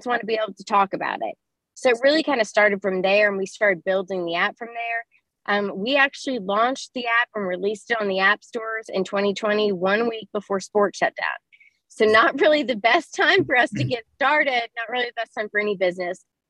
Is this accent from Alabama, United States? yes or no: no; Lexington, Kentucky, United States; We're all from Lexington, Kentucky